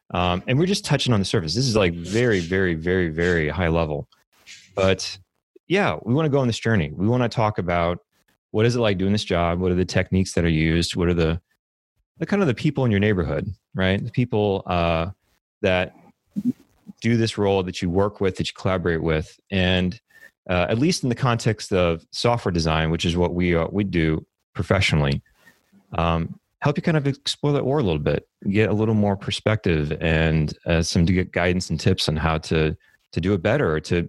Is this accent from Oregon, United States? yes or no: no; New Orleans, Louisiana, United States; moved away as an adult; now in Texas, United States; I did grow up in New Orleans. I was there till I was 18. And I moved over to Texas to study computer science at Texas A&M University.